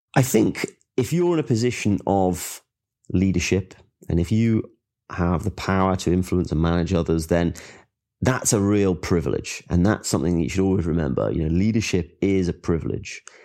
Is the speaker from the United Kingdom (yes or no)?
yes; England, United Kingdom; I'm from England